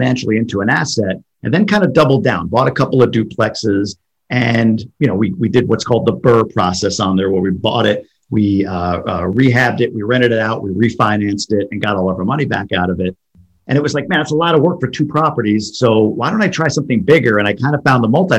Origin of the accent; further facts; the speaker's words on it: New York, United States; moved away as an adult; also born or lived in Boston; now in Michigan, United States; I'm from New York originally, lived in Boston for quite a few years, and now live in Michigan